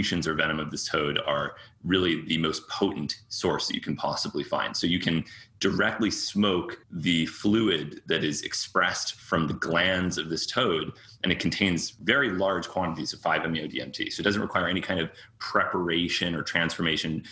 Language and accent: English; Cambridge, Massachusetts, United States; also born or lived in New York; I was born there and lived there as a young child, but I was raised mostly in Cambridge, Massachusetts